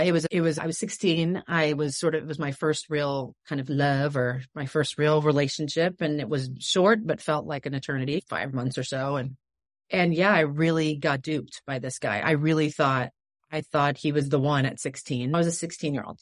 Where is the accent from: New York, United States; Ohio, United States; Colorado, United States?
New York, United States; moved away; I loved growing up in New York.